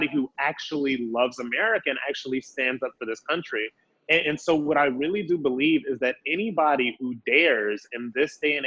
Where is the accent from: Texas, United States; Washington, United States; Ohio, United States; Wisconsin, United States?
Ohio, United States; Akron; I was born and raised in Akron, Ohio